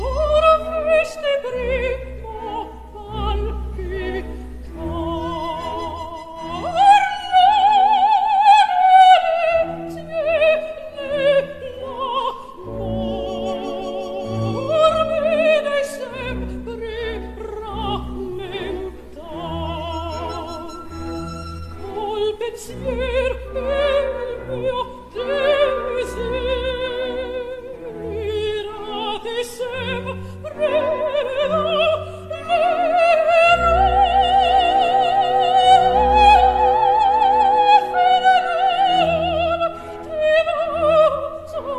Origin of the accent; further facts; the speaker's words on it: Nigeria; moved away as an adult; now in France; I'm from Nigeria